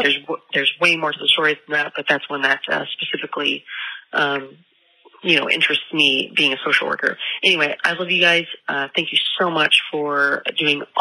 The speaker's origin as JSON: {"language": "English", "town": "Oklahoma City", "region": "Oklahoma", "country": "United States", "said": "I'm from Oklahoma City"}